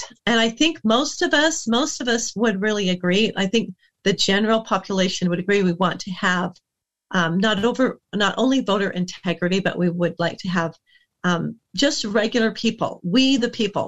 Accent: United States; as an American

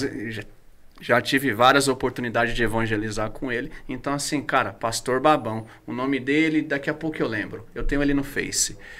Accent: Guarulhos, São Paulo, Brazil; also born or lived in Itaquaquecetuba; eu era de Guarulhos, e eu já vim de Guarulhos curtindo rap

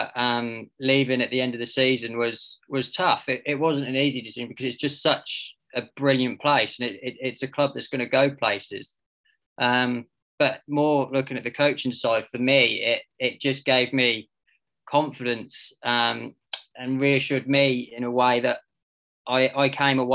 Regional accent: Diss, East of England, United Kingdom; I'm from Diss

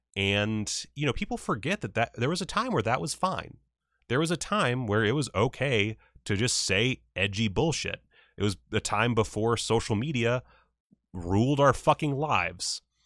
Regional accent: South Carolina, United States; I'm from the South. I'm from South Carolina

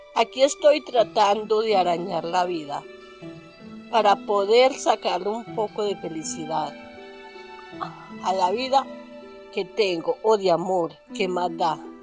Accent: Caicedo, Antioquia, Colombia; moved away as an adult; now in Medellín, Colombia; soy paisa. Vengo del municipio, un municipio llamado Caicedo, Antioquia.

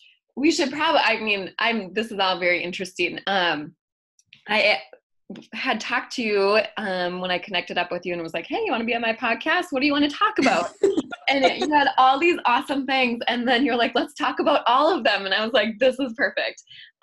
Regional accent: Wisconsin, United States; also born or lived in Minnesota; Yeah, like this is no big deal. I grew up in Wisconsin. I lived in Minnesota.

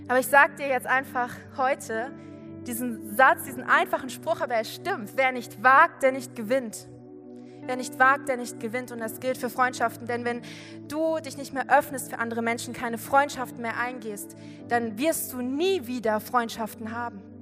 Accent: Giessen, Hesse, Germany; ich komme aus Gießen. Und wenn du weißt, so Gießen ist ungefähr eine Stunde von hier mit dem Auto.

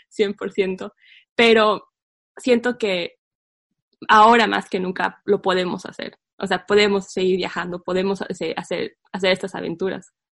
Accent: La Paz, Bolivia; nuestra hermosa ciudad

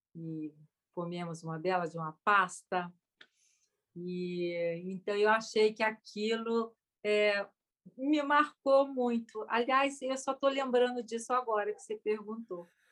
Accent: Brazil; eu sou brasileira

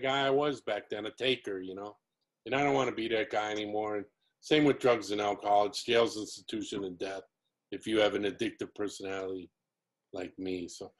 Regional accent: Elmhurst, Illinois, United States; moved away; where I grew up around Elmhurst, Illinois

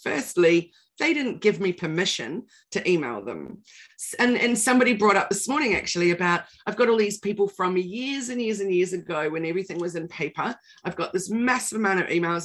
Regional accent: New Zealand; now in Australia; I'm a Kiwi

